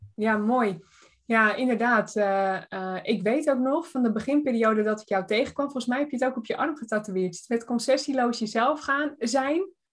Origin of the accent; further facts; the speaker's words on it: Tuitjenhorn, North Holland, Netherlands; moved away; ik kom oorspronkelijk uit Tuitje Horen